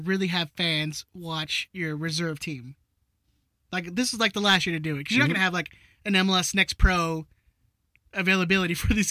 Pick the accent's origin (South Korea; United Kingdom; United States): United Kingdom; London; I'm from London.